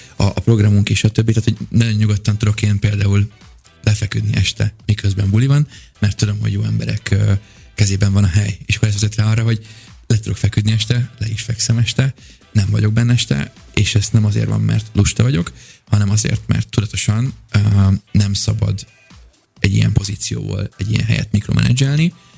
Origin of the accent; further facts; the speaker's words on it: England, United Kingdom; moved away; also born or lived in Budapest, Hungary; gyakorlatilag Angliában nőttem fel